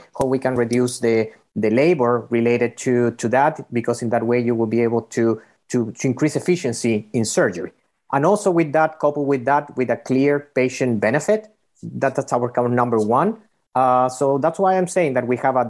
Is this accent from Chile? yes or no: yes; Chile; moved away as an adult; also born or lived in Bay Area / North Carolina; now in United States; we're coming from Chile originally